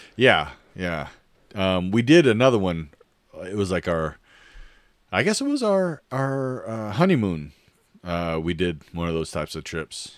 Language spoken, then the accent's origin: English; Oregon, United States; moved away; growing up in Oregon, it's all green and wet